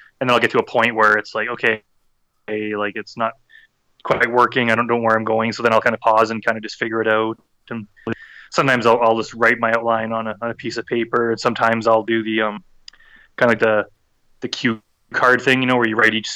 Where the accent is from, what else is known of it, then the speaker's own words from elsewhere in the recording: Edmonton, Alberta, Canada; my city of Edmonton in Canada